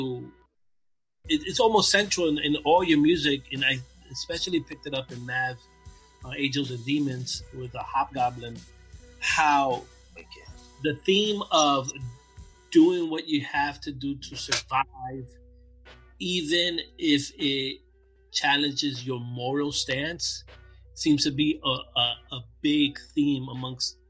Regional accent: New York City, New York, United States; I'm from Brooklyn

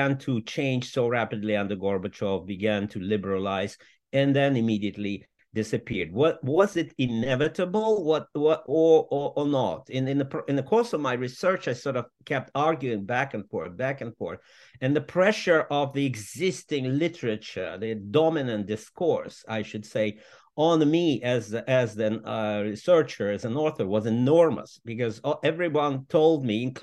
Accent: Moscow, Russia; moved away as an adult; also born or lived in United States; now in London, United Kingdom; I was born in Moscow in 1958

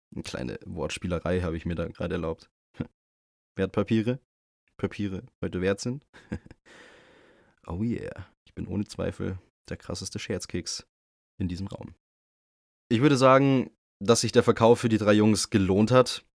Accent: Bavaria, Germany; bei uns in Bayern

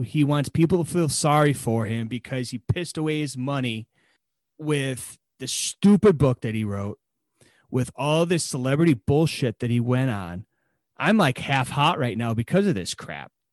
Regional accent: East Coast, United States; growing up on the East Coast

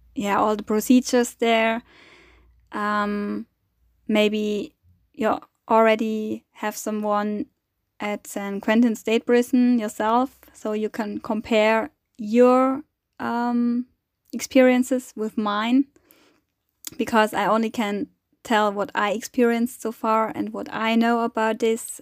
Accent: Germany; I'm coming from Germany, from Europe

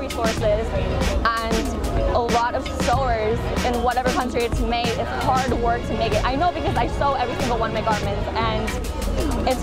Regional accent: Midwest U.S., United States; moved away as an adult; also born or lived in Korea / New York / Paris / Milan; I was raised in the U.S. most of my life, and I grew up in the Midwest U.S.

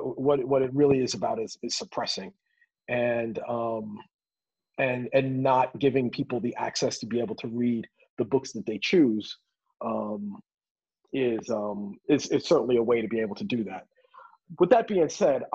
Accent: New York City, New York, United States; as a kid from growing up in the Bronx

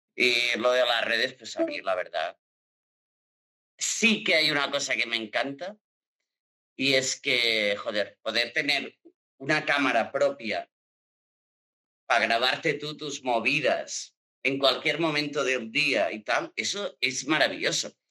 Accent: Girona, Catalonia, Spain; accent: Catalan; now in Barcelona, Spain; yo soy de Girona y yo tengo el acento como catalán a muerte

